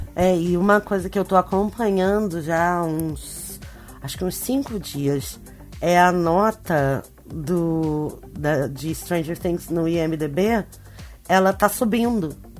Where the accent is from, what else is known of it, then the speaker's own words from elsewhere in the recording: Rio de Janeiro, Brazil; esse lugar onde eu cresci. No Rio de Janeiro, num bairro importante do Rio de Janeiro.